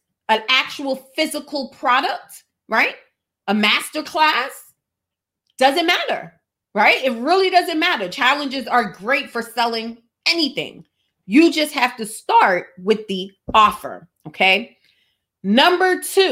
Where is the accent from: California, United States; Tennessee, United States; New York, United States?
New York, United States; I'm from New York